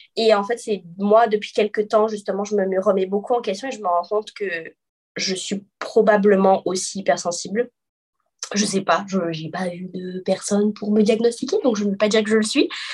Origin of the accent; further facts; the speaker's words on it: Guadeloupe; moved away as an adult; now in Quebec, Canada; je suis guadeloupéenne, mais je vis au Québec depuis bientôt six ans